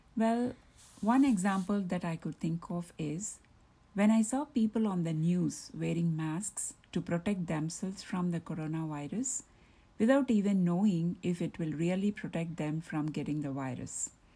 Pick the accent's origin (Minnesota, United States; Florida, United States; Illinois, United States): Minnesota, United States; Maple Grove; I'm from Maple Grove, Minnesota, and I am a doctor.